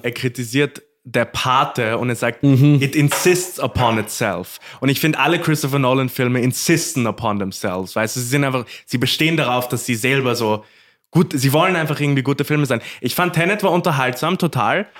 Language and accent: German; Korneuburg, Lower Austria, Austria; Ich bin ja, ich bin ja waschechter Korneuburger